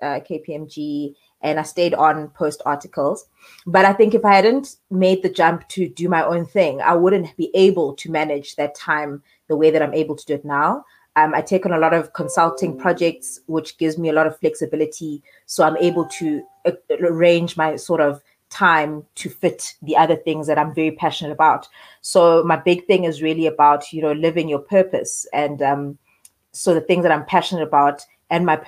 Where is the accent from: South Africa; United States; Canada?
South Africa; Eastern Cape; also born or lived in Queenstown / Johannesburg; So I'm a girl born and raised in the Eastern Cape, for a small town in Port Beaufort.